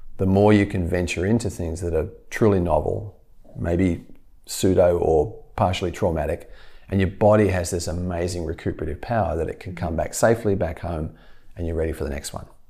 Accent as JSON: {"language": "English", "country": "Australia", "tie": "born or raised there", "moved": "yes", "said": "as an Australian"}